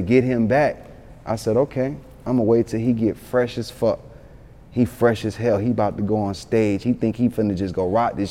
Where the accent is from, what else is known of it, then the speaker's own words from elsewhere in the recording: Atlanta, Georgia, United States; also born or lived in Yonkers, New York; I'm from Atlanta, but I was born in Yonkers, raised in Atlanta. But I was been in Atlanta since I was 3 years old.